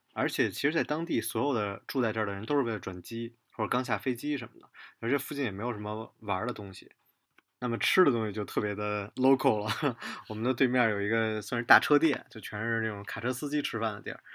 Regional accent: Beijing, China; moved away; 北京，呃，我老家

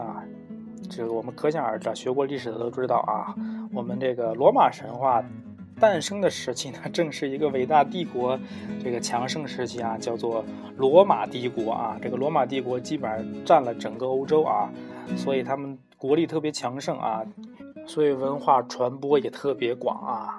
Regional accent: China; 我们中国人

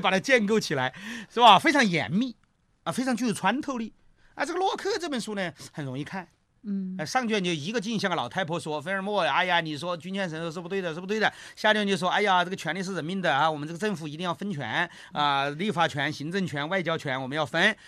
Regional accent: China; 我们中国人

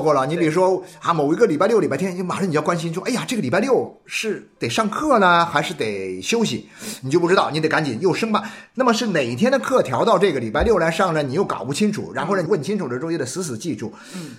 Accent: China; 我们中国人

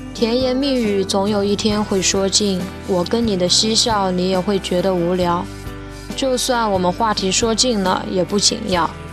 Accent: Chengdu, Sichuan, China; 我来自四川成都

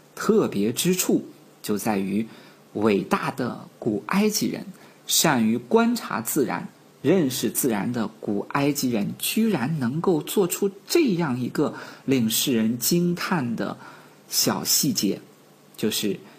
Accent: China; 就我们几个来自于中国的朋友去这里参观

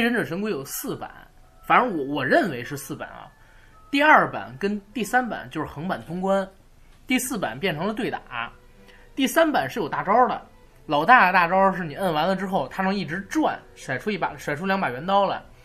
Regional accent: Beijing, China; 我们北京叫切啊

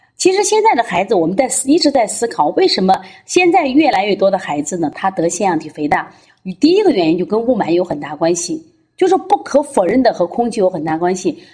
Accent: China; 其实我们中国人特别有智慧啊

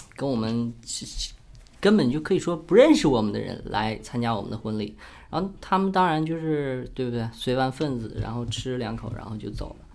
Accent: Heilongjiang, China; 咱们黑龙江这边儿

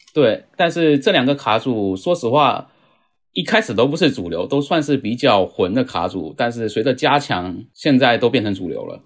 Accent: Fujian, China; moved away as an adult; now in Japan; 我是福建人

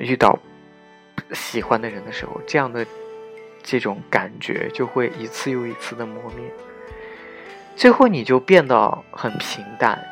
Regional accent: China; 我们身在中国这样的一个社会当中

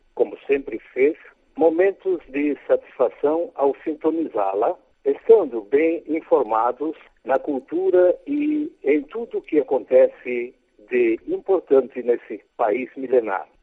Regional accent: Santa Teresa, Espírito Santo, Brazil; na cidade de Santa Teresa, minha terra natal

